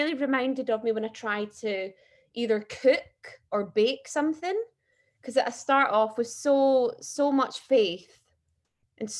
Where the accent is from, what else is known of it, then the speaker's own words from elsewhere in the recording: Balloch, Scotland, United Kingdom; moved away as an adult; now in London, United Kingdom; I grew up in Loch Lomond, the boring stuff, Balloch.